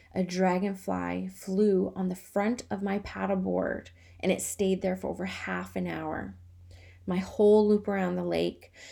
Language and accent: English; Canada; I'm Canadian.